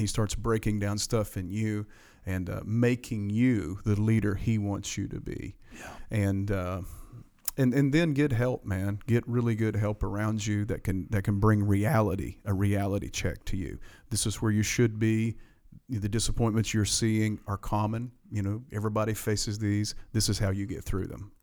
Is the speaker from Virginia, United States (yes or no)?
yes; Appalachian Mountains of Virginia, United States; accent: mountain slang; I'm from the Appalachian Mountains of yeah. Virginia, and I got this mountain slang